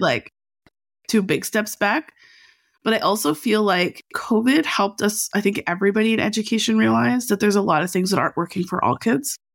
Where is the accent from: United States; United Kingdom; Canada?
Canada; Edmonton, Alberta; now in Vancouver, Canada; I'm from Alberta